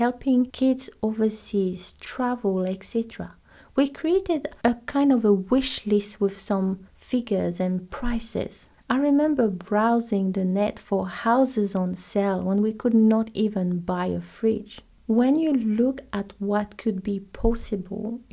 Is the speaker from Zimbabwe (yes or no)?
no; French Polynesia; moved away; I'm from Tahiti.